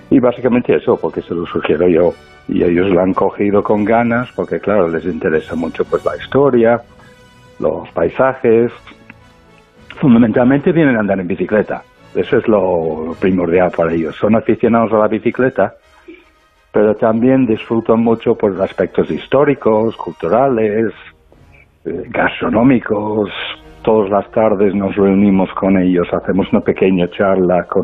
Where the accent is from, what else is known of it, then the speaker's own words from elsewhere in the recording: United Kingdom; now in Spain; yo mismo soy británico.